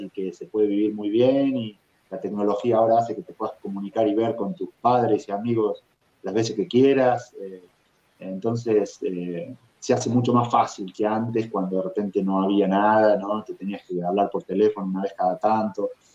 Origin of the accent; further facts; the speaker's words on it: Argentina; moved away as an adult; also born or lived in Europe; now in Minneapolis, United States; haber vivido en tantos lugares diferentes desde que salí de Argentina